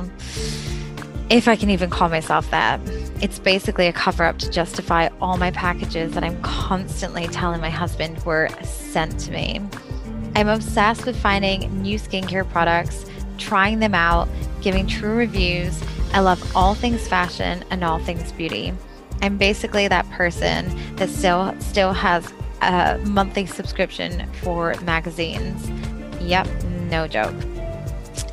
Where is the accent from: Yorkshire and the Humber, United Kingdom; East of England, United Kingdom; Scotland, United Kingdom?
Scotland, United Kingdom; moved away as an adult; now in Houston, United States; I'm originally from Scotland. I'm sure my accent has not fooled you, but we moved to Houston with my husband nearly 7 years ago